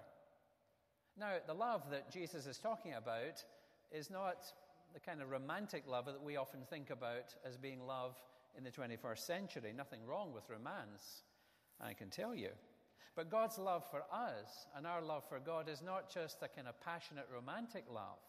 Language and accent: English; Scotland, United Kingdom; moved away as an adult; we moved to a new house in the town where I grew up in Scotland